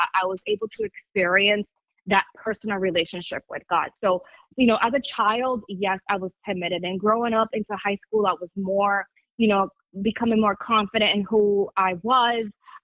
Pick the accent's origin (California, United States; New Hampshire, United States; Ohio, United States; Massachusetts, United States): Massachusetts, United States; Lawrence; I was born and raised in Lawrence, Massachusetts